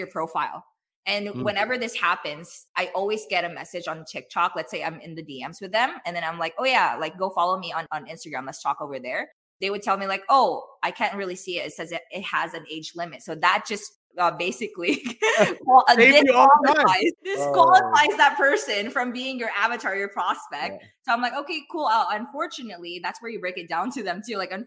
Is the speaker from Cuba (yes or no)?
no; Philippines; I'm Filipino